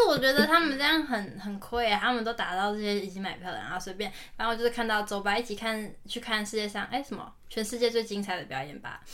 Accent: Taiwan; 我们台湾人

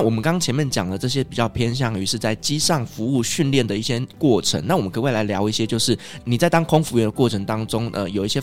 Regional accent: Taiwan; now in Qatar; 我是台湾人

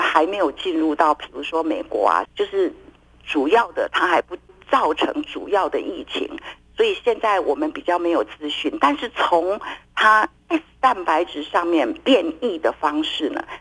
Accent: Taiwan; 我们台湾人

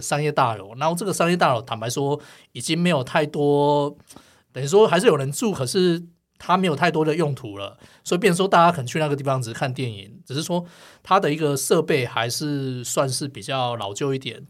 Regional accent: Gangshan, Kaohsiung, Taiwan; moved away; 我老家冈山啊， 有， 也是有一个统一戏院

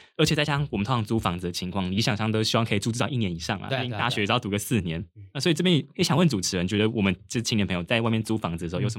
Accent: Taipei, Taiwan; 我自己是个人是比较幸运，因为我老家在台北，所以我其实还是住家里。

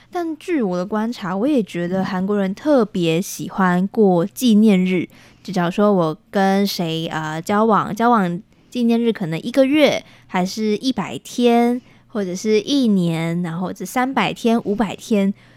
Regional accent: Taiwan; also born or lived in South Korea; 我是回到台湾过年的

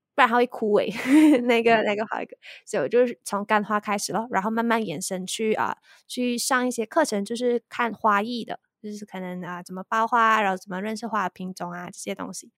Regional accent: Malaysia; 我是来自马来西亚

